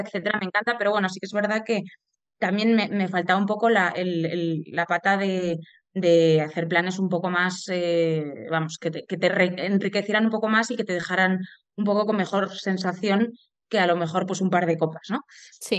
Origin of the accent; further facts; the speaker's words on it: Madrid, Community of Madrid, Spain; soy de Madrid